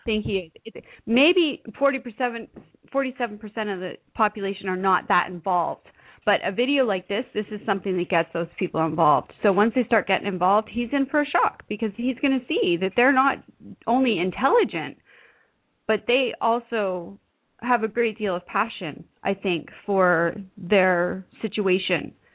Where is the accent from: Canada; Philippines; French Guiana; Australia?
Canada; I'm Canadian